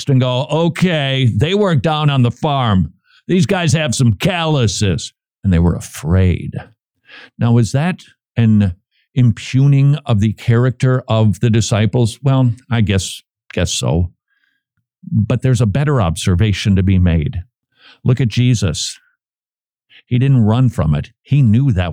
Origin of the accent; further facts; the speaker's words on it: Minnesota, United States; now in Georgia, United States; being a Minnesotan